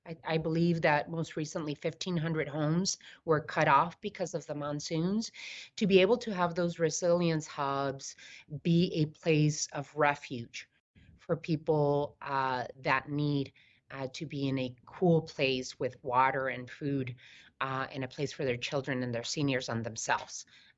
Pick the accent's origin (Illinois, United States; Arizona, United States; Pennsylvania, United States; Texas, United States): Arizona, United States; Somerton; I was born in Yuma, raised in Summerton, Arizona, 10 minutes from the border in the Yuma Valley.